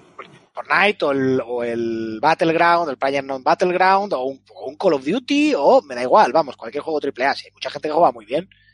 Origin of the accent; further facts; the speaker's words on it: Spain; accent: Spanish; Por mucho inglés que hable, pues mi acento es español